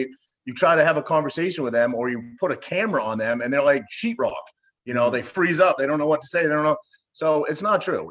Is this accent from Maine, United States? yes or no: yes; Cherryfield, Maine, United States; moved away; my hometown, I grew up in a tiny little town in Maine called Cherryfield